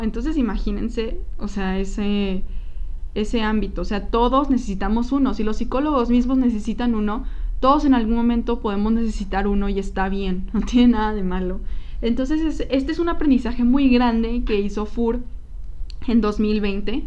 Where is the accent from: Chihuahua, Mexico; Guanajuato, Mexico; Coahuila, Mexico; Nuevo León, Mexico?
Coahuila, Mexico; now in Guadalajara, Mexico; nosotros somos de Coahuila, somos del norte